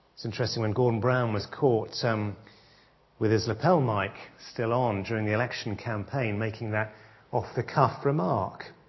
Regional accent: England, United Kingdom; as British people

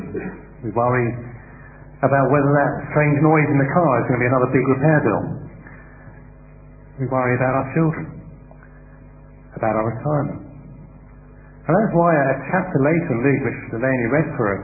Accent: United Kingdom; as British people

